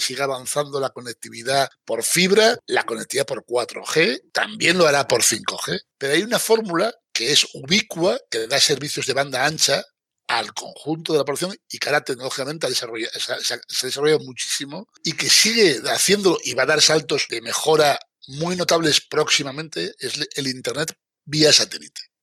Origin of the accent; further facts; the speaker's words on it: Asturias, Spain; yo soy asturiano